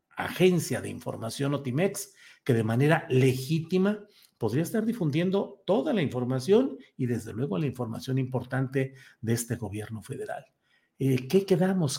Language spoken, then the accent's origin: Spanish; Torreón, Coahuila, Mexico; moved away; mi querida ciudad natal